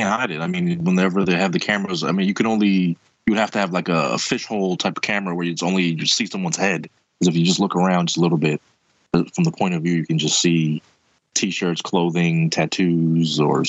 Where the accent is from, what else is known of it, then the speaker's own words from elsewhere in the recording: Philadelphia, Pennsylvania, United States; my hometown in Kensington, Philadelphia